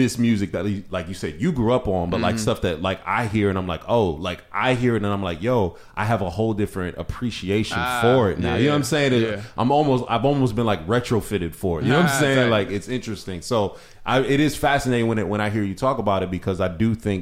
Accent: Northeast Ohio, United States; growing up in Ohio

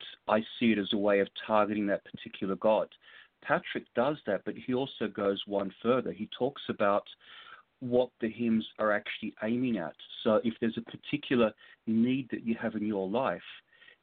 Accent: Sydney, New South Wales, Australia; now in Los Angeles, United States; my hometown of Sydney

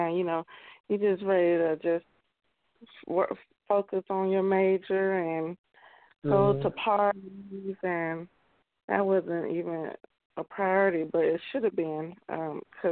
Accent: Chicago, Illinois, United States; moved away as an adult; now in Louisville, United States; I was born and raised in Chicago. I left there after I graduated high school in 97

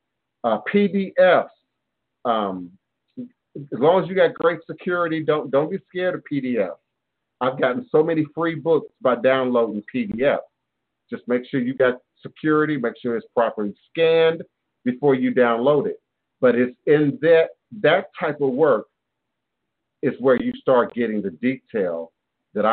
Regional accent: Maryland, United States; born or raised there; also born or lived in Chicago, Illinois

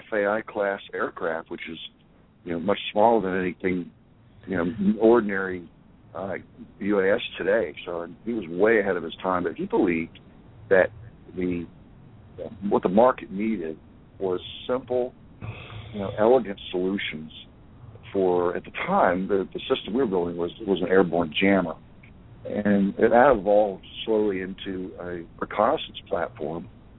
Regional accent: Huntsville, Alabama, United States; I grew up in Huntsville, and I don't sound like it, but it was a great place to be.

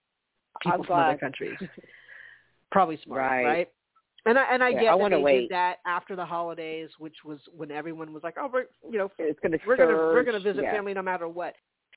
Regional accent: Charleston, United States; moved away; We can go by Charleston and see our old hometown. Definitely my hometown.

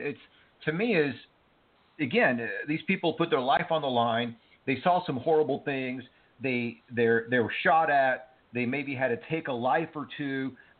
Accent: Cuba; now in United States; listen, I am an immigrant. My family and I came here from Cuba, and we were lucky.

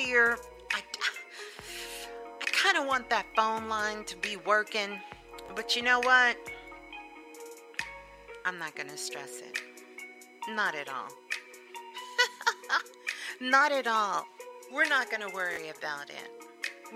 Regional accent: New York City, New York, United States; I am from Flatbush. Thank you very much. That's right. I went to Lincoln High out in Coney Island

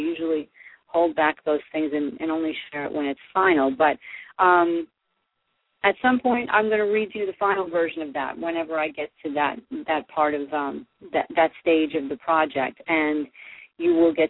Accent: New Jersey, United States; you all know I'm from Jersey

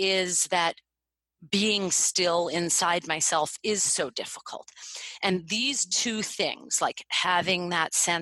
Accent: United States; I was born in America

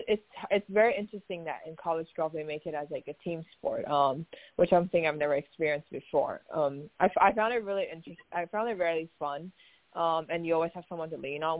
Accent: Taiwan; moved away as an adult; also born or lived in Oregon, United States; born and raised in Taiwan, and um, till I was 18 years old, I came to the University of Oregon

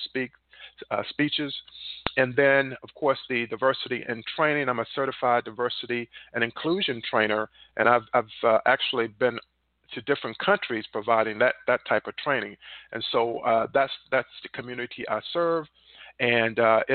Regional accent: North Carolina, United States; moved away as an adult; I was born in North Carolina, one of 10 children

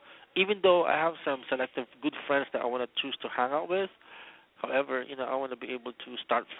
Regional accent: Daly City, California, United States; I'm from Daly City, California

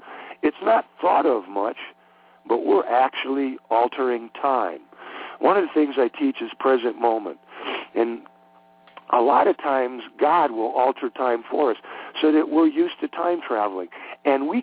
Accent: Cleveland, Ohio, United States; moved away; I grew up in Cleveland, Ohio

